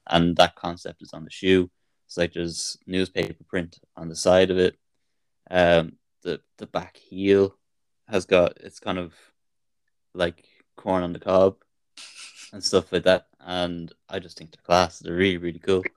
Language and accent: English; Ireland; being Irish